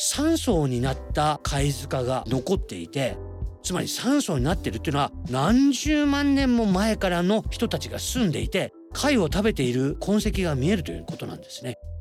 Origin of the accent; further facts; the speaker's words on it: Nagasaki, Japan; 僕は長崎の人間なんで